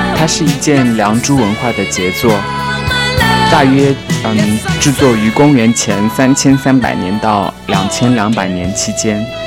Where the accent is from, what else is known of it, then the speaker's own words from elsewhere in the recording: Changsha, Hunan, China; now in Paris, France; 身为长沙人的我